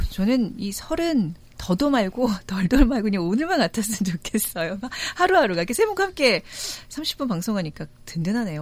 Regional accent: Seoul, South Korea; 자라나기를 다 서울에서 자라서

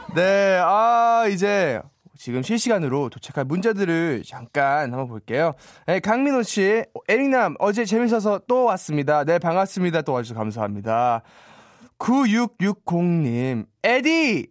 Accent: United States; Korean is a second language; moved away as an adult; now in South Korea; 미국에서 태어나고 자라가지고요

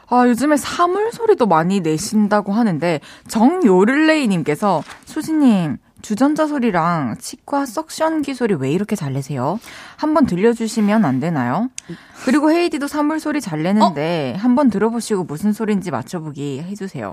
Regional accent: Changwon, South Gyeongsang, South Korea; accent: Gyeongsangnam-do dialect; moved away; also born or lived in Daegu; 저는 대구에서 이제 태어나서 네. 초중고를 네. 마산 창원 창원 마산에서 나와서 사투리는 좀 전 경상남도

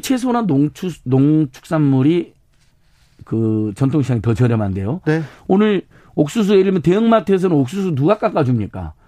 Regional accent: Hwasun, South Jeolla, South Korea; 제 고향이 한반도인데 한반도에서도 화순이라는 곳이 태어났는데

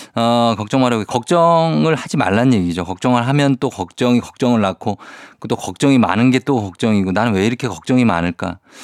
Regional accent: South Korea; 저는 이제 청계산 그 밑에 자락에서 어렸을 때 살았기 때문에

